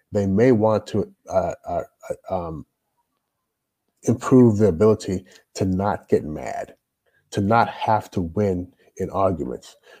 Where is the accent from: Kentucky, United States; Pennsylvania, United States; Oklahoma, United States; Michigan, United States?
Kentucky, United States; Louisville; moved away as an adult; also born or lived in Toronto, Canada / Jamaica (ancestry) / Shenzhen, China; now in China; I grew up in Louisville, Kentucky.